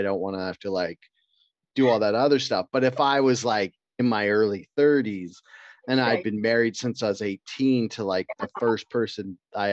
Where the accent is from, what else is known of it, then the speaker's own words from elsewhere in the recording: Canada; I'm Canadian.